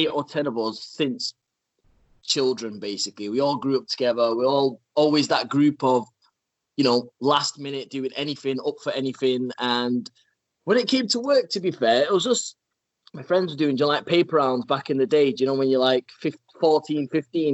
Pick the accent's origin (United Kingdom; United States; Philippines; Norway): United Kingdom; Salford, North West England; I'm based obviously in Manchester, in a not very nice area, Salford, not too far from the Travis Centre. I was born, family's all here, mum's from here, obviously Pakistani by origin.